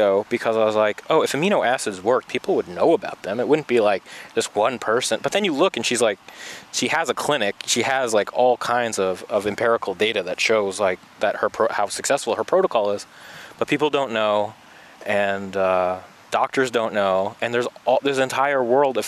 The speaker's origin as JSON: {"language": "English", "region": "New York", "country": "United States", "moved": "yes", "said": "We're both from New York here."}